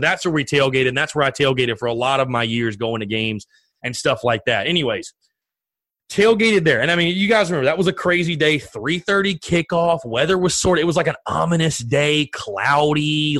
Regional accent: North Augusta, South Carolina, United States; I grew up in North Augusta, South Carolina, right there on the border between South Carolina and Georgia.

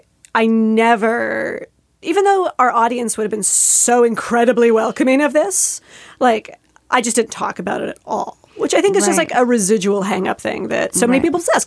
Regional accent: Canada; And as a Canadian

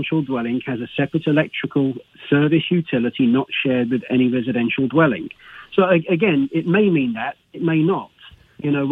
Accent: England, United Kingdom; moved away as an adult; now in United States; England originally

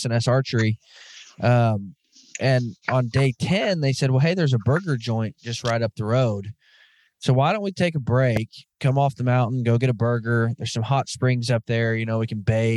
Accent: Arkansas, United States; I'm from Arkansas, so we're a bunch of backwoods hillbillies anyways

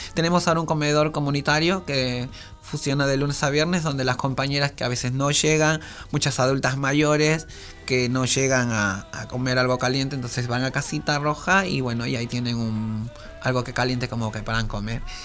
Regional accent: Peru; now in Argentina; soy de Perú

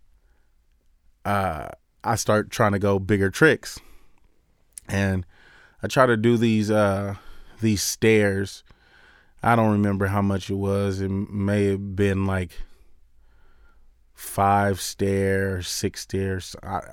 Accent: Long Beach, California, United States; I grew up in Long Beach in California

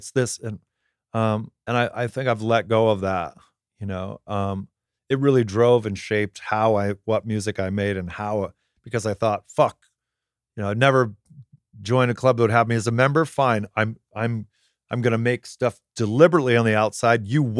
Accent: Palm Desert, California, United States; because I grew up in Palm Desert, where there's like only 5 people born there every year, but hundreds of people die every year, surrounded by old people.

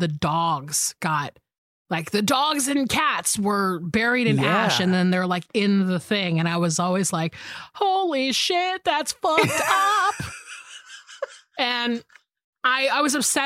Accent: the South, Georgia, United States; now in Los Angeles, United States; I grew up in the South where, you know, we don't really have earthquakes in the South, even though there has been earthquakes in Georgia that I've felt

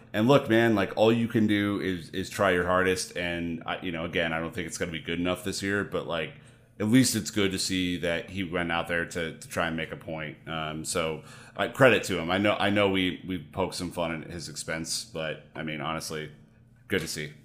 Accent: United States; me being an American

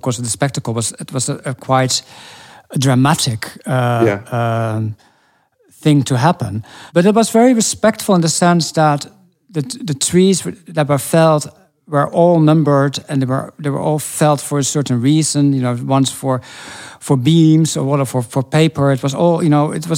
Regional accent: Norway; moved away; I grew up in Norway, all the small towns connected to the big river, the Glomma

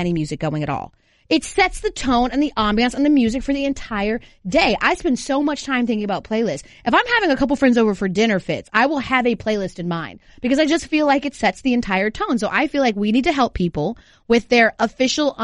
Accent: Georgia, United States; growing up in Georgia

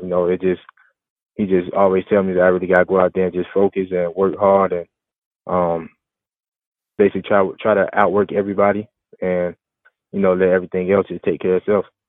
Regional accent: Florida, United States; where I grew up in in Florida

